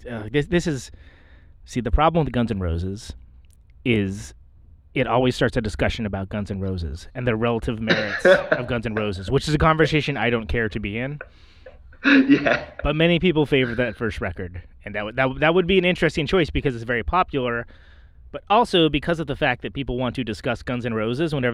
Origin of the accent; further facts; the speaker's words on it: Bay Area, California, United States; I'm from the Bay